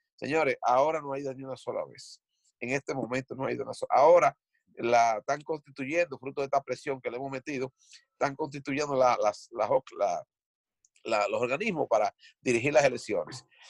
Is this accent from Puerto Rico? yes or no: no; Dominican Republic; moved away; nosotros somos eh, de los valientes que salimos de República Dominicana para compartir nuestros esfuerzos aquí